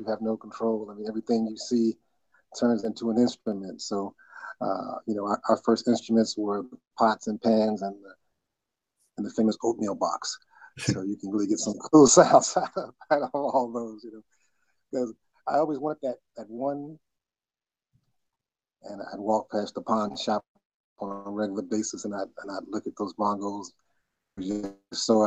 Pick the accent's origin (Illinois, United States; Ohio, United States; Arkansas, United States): Ohio, United States; Cincinnati; also born or lived in Cheyenne, Wyoming / Louisville, Kentucky; Cincinnati is where my formative years, as they say, my growing up